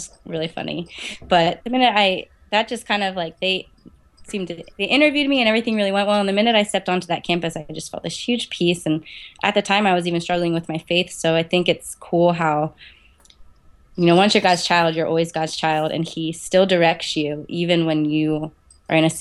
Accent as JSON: {"language": "English", "town": "Eldersburg", "region": "Maryland", "country": "United States", "tie": "born or raised there", "also_born_or_lived": "New Jersey / Harrisburg, Pennsylvania", "moved": "as an adult", "lives_now": "Williamsport, United States", "said": "I was born in New Jersey, and then I grew up in Maryland majority of my life. So it's a little town called Eldersburg."}